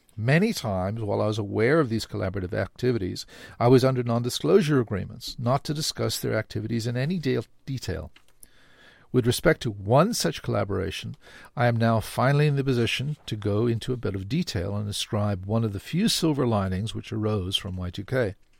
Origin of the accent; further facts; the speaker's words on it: South Africa; now in Canada; I grew up in South Africa